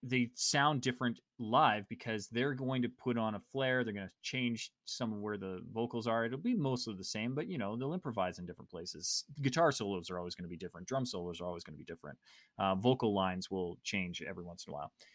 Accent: Canada; I'm Canadian

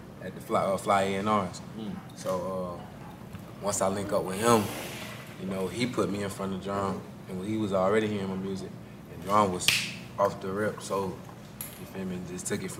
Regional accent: Jacksonville, Florida, United States; Nah, I'm from Jacksonville, Florida.

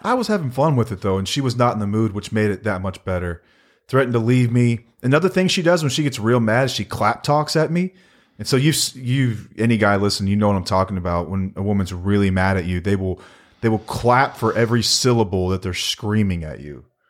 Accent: Texas, United States; we're from Texas

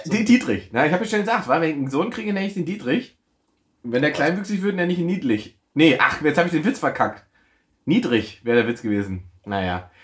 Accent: East Germany, Germany; ich bin Ossi

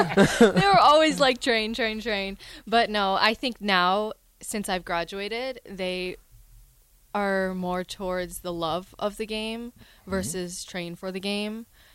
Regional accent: Edmonton, Alberta, Canada; born or raised there; moved away as an adult

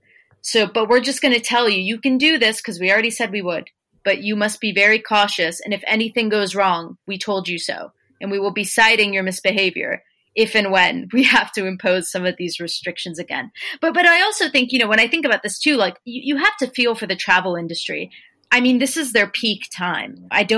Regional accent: United States; now in United Kingdom; I, as an American, am very keen on going home.

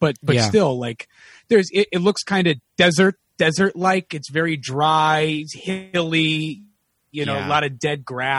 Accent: Connecticut, United States; now in Los Angeles, United States; I grew up in Connecticut.

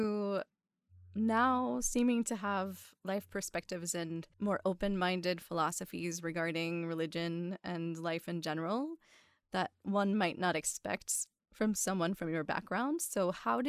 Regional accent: West Virginia, United States; I grew up in West Virginia

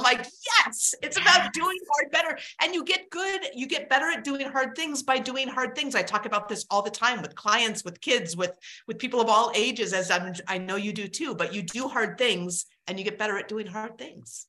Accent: Alaska, United States; I grew up in Alaska

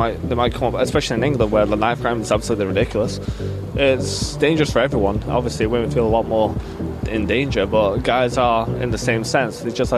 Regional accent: Slovakia

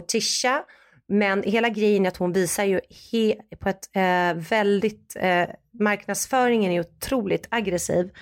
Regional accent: Sweden; moved away as an adult; now in United States; som svensk

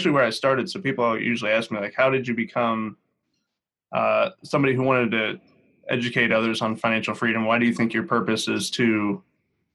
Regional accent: Northeast Ohio, United States; I am from Northeast Ohio.

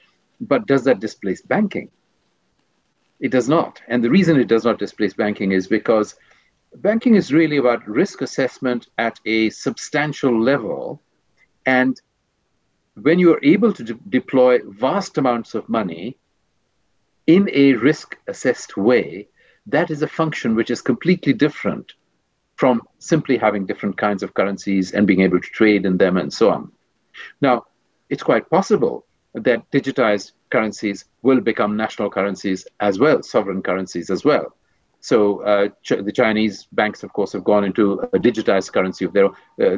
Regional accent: India; moved away; also born or lived in Switzerland; being Indian, I take a long view of history.

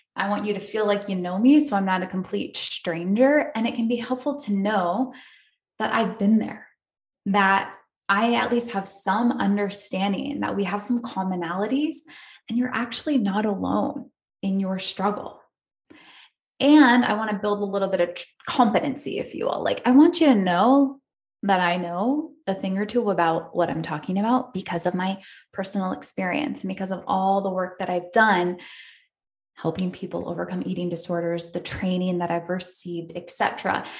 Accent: upstate New York, United States; moved away as an adult; also born or lived in Australia; now in California, United States; I grew up in upstate New York

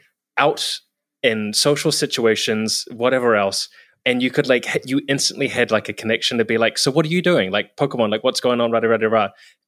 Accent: New Zealand; like I was from New Zealand, but like I happened to be in San Francisco and Seattle and Vancouver at that time.

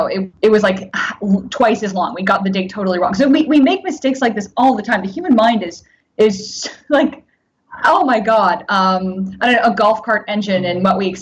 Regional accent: Japan; born there; I spent a lot of time traveling in Japan, and I was born in Japan.

